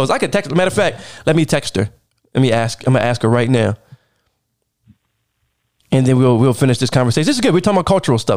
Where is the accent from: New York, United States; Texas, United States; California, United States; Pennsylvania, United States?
Pennsylvania, United States; Philadelphia; When I grew up in Philly, they got a certain swag.